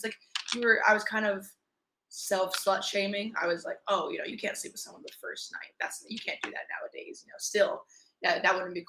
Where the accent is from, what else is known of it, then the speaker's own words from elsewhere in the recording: Northeast, United States; But it's different down there. I was born and raised in the Northeast. Like, it's not the same.